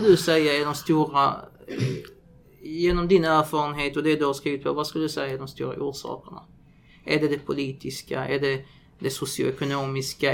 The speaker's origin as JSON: {"language": "Swedish", "town": "Malmö", "region": "Skåne", "country": "Sweden", "said": "Jag säger inte jag är från Hermodsdal. Utan jag är från Malmö."}